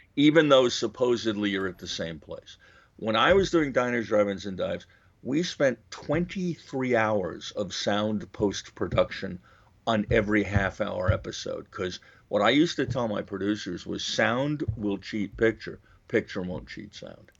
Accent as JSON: {"language": "English", "region": "Western Massachusetts", "country": "United States", "tie": "born or raised there", "also_born_or_lived": "Flushing, Queens, New York / Europe", "moved": "yes", "lives_now": "New York, United States", "said": "I was born in Flushing, Queens, where they now play the U.S. Open, but I actually grew up in Western Massachusetts in a sort of rural area."}